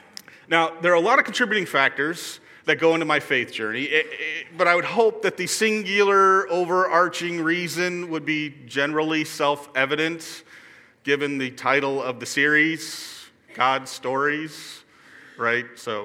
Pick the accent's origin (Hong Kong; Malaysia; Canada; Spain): Hong Kong; also born or lived in New York, United States; I was born in New York, in a suburb just outside the city, to a pair of Lutheran school teachers. When I was just a toddler, we moved to Hong Kong.